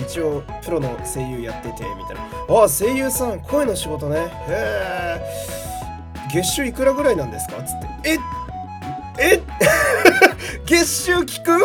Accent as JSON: {"language": "Japanese", "region": "Fukui", "country": "Japan", "tie": "born or raised there", "moved": "yes", "said": "地元の福井の友達"}